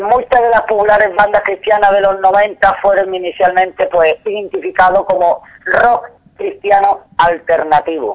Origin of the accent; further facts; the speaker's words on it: Spain; como nosotros somos españoles